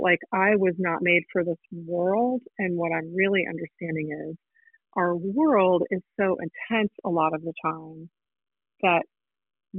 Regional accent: Houston, Texas, United States; also born or lived in Chicago, Illinois; now in Evanston, United States; I grew up in Houston, Texas, and then I lived in Chicago until very recently.

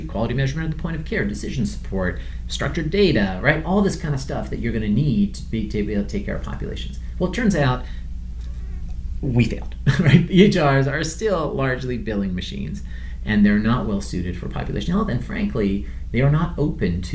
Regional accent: Iran; moved away; I'm from Iran originally

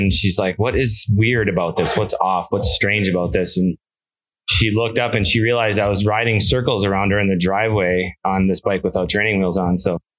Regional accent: L'Anse, Michigan, United States; now in Marquette, United States; So born in Launce, Michigan, about an hour west of Marquette, kind of between Houghton and Marquette.

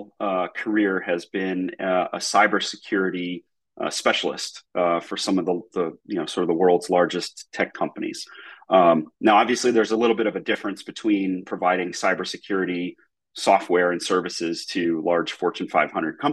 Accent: Massachusetts, United States; So I'm originally from the Northeast US, grew up in Massachusetts, was a public school kid

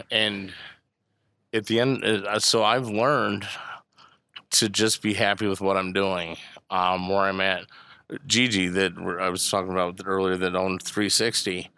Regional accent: Bourbonnais, Illinois, United States; I grew up in Bourbonnais

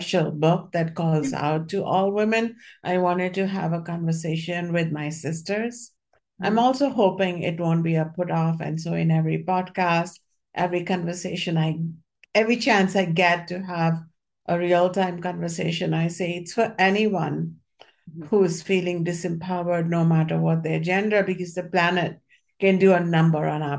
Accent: India; moved away; when I was growing up in India

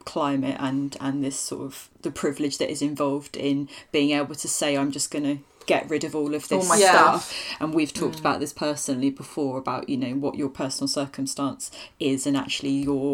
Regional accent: Norfolk, East of England, United Kingdom; I grew up in Norfolk

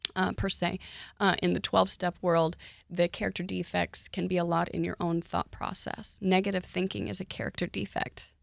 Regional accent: Oklahoma, United States; I grew up in Oklahoma

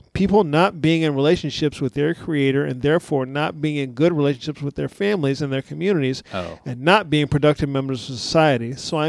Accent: San Antonio, Texas, United States; It's a story about the mayor of San Antonio, my hometown

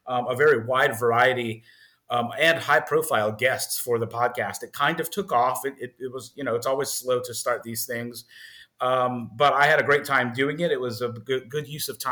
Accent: New Orleans, Louisiana, United States; I hail from New Orleans, Louisiana

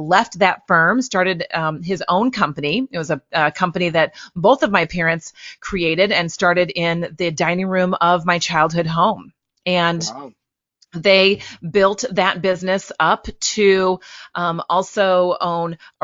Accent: Litchfield, Illinois, United States; also born or lived in Chicago area, Illinois; now in St. Louis, United States; I grew up in Illinois, a small town in Litchfield, Illinois.

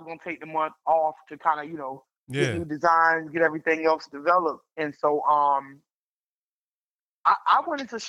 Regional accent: the South, United States; I'm a Southerner girl, so going to Connecticut was the highest up I had ever been

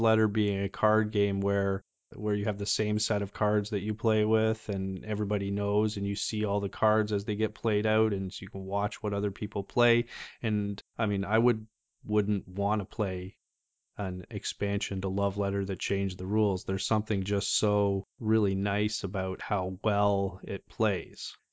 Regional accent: Canada; just being Canadian

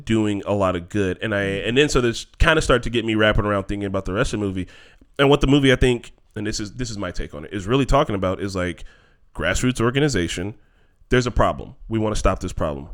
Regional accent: Gary, Indiana, United States; I'm from Gary

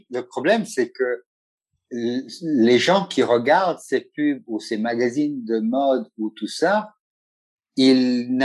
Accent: Italy; first language Italian; French is a second language; also born or lived in Montpellier / London / Ethiopia; Oui, italien. Donc, italien, c'est ma première langue. Le français, c'est ma deuxième langue, vu que j'ai fait toutes mes études euh, dans les écoles françaises.

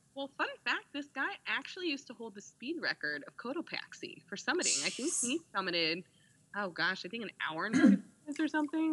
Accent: Indiana, United States; now in Austin, United States; I'm from Indiana

